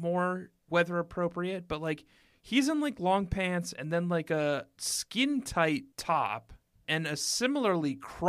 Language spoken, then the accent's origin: English; Minnesota, United States; I say soy sauce funny because I'm from Minnesota.